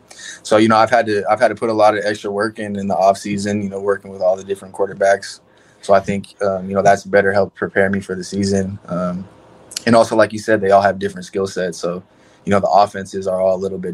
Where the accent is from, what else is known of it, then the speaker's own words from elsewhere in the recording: Oregon, United States; I'm from Oregon